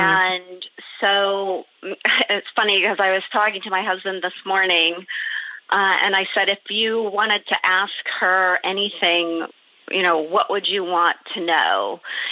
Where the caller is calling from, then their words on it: Los Angeles, California, United States; I'm calling from Sherman Oaks, California